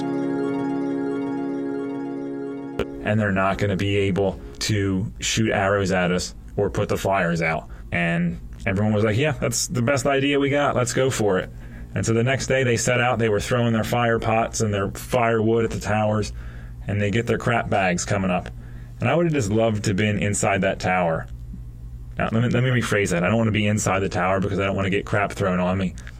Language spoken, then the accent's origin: English; United States; Being an American